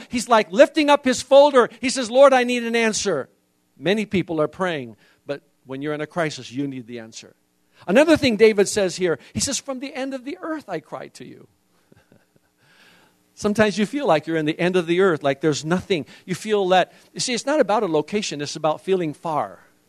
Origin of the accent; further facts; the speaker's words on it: Indonesia; See, I was raised in Indonesia, and in Indonesia we have some amazing ways. Even as a foreigner, I had to learn that I had to get my immigration papers every year.